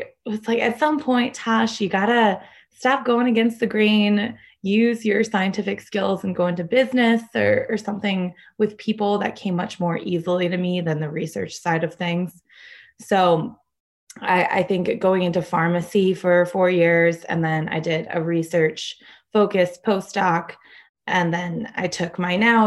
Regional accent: Connecticut, United States; moved away as an adult; also born or lived in Chicago; now in Denver, United States; I am originally from Connecticut, but I moved out to Chicago for my doctorate

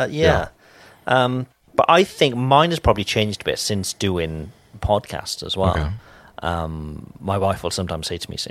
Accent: Cardiff, Wales, United Kingdom; moved away; And even back in Wales, you know, I'm from Cardiff

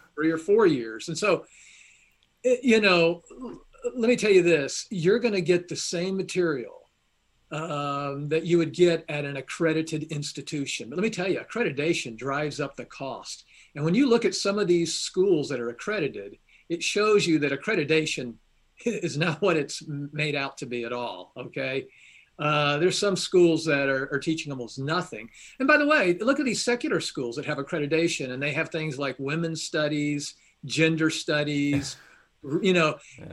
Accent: Atlanta, Georgia, United States; now in Kentucky, United States; I was born at Baptist Hospital, downtown Atlanta.

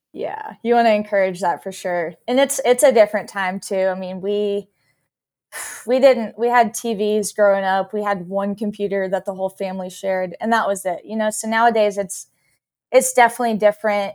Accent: Texas, United States; I grew up in Texas.

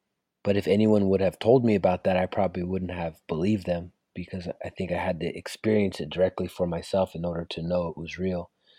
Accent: California, United States; sort of my journey of, you know, growing up in the Bay Area.

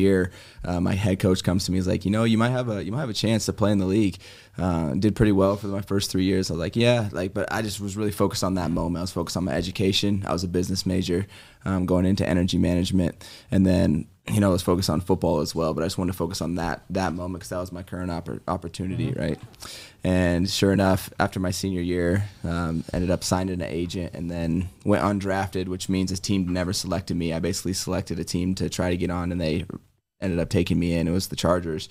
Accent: Colorado, United States; I'm from Colorado, grew up on in a little farm town, grew up on a ranch

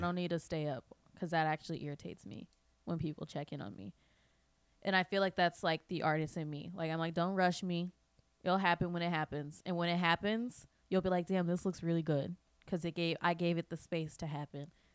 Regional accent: Midwest, United States; moved away; I grew up in the Midwest

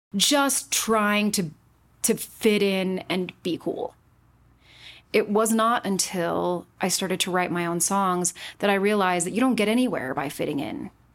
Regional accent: Utah, United States; Born and raised in Utah, and I was not raised Mormon.

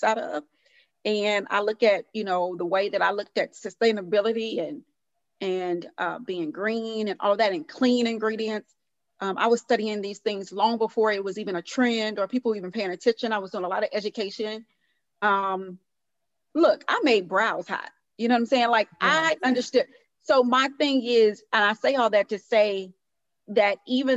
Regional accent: Houston, Texas, United States; moved away; also born or lived in New York; I'm from Houston, Texas, originally

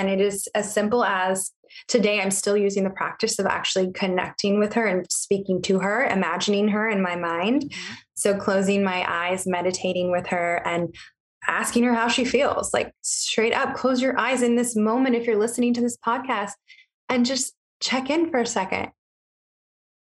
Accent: Riverside County, California, United States; I actually grew up in Riverside County.

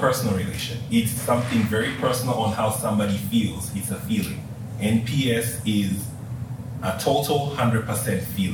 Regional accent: Tanzania; moved away; just in case you couldn't tell from the accent or anything, I'm from Africa. From Tanzania.

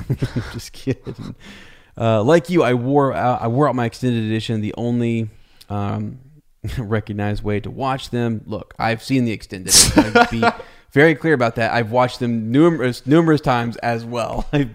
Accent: Minnesota, United States; I grew up in Minnesota and attended a Christian high school, and I believe I'm roughly the same age as you both

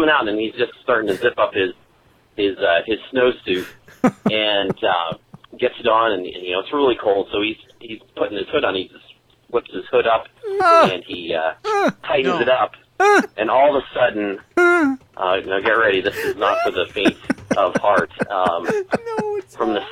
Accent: Western Pennsylvania, United States; Growing up in Western Pennsylvania, hunting is definitely one of the major pastimes

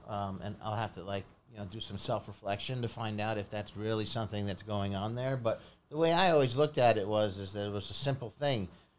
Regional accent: Philadelphia, Pennsylvania, United States; born there; I was born in Philadelphia, and my father was getting his PhD at the University of Pennsylvania.

